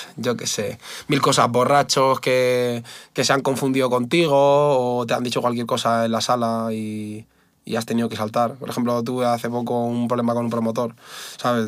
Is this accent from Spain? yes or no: yes; Spain; yo soy español